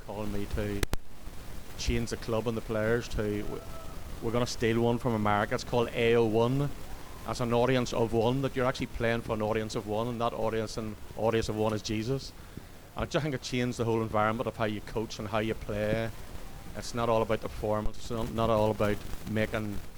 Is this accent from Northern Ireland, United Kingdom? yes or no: yes; Portadown, Northern Ireland, United Kingdom; from Craigam Tanks from Portadown